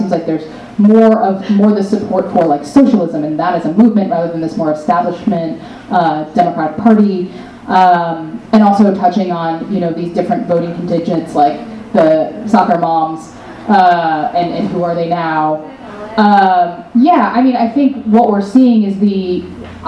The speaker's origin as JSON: {"language": "English", "region": "North Carolina", "country": "United States", "tie": "born or raised there", "said": "I grew up in the South"}